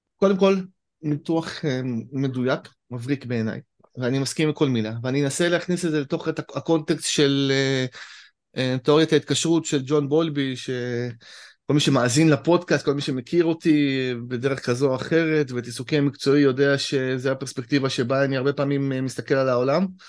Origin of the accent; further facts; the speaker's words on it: Israel; כישראלי אני תמיד אומר, אני חייתי בחו"ל כמה שנים